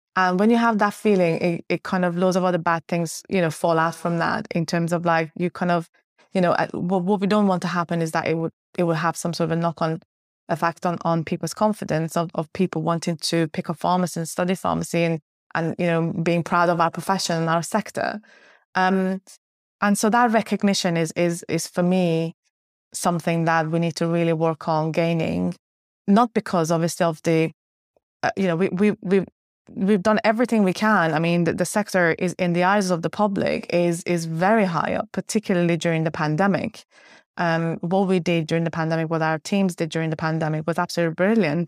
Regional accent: Finland; moved away as an adult; also born or lived in Uppsala, Sweden; now in United Kingdom; I grew up in Finland. Um, I was part of the Swedish-speaking community in Finland

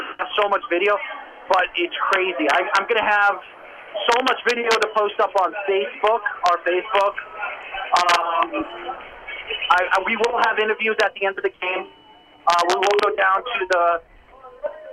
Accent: Long Island, New York, United States; I was from Long Island

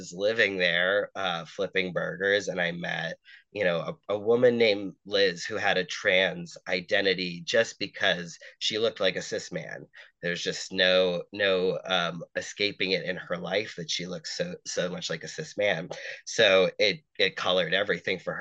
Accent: Massachusetts, United States; moved away; also born or lived in New York; my home state of Massachusetts

